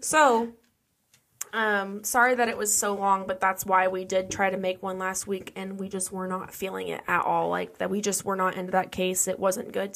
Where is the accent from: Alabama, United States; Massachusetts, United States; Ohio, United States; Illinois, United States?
Ohio, United States; I grew up in Ohio